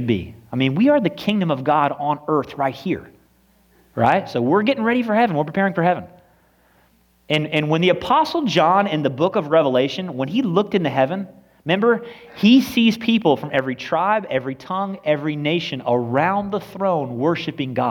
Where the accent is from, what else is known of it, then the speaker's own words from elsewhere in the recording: United States; We are so American and nationalistic even more than we are Christian